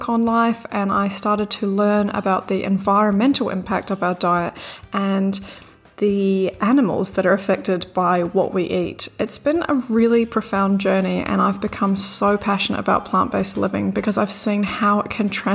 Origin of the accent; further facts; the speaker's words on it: New Zealand; also born or lived in Bondi Beach, Australia; now in Sydney, Australia; I'm from New Zealand. You might have already picked up the accent.